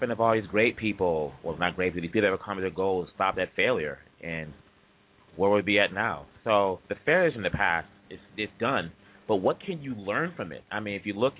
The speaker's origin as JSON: {"language": "English", "country": "DR Congo", "tie": "born or raised there", "moved": "yes", "lives_now": "United States", "said": "I was born there, and I grew up there, and I grew up here in the States."}